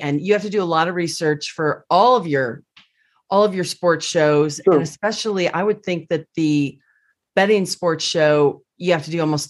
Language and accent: English; Washington, United States; I'm a Seahawks fan growing up in Washington State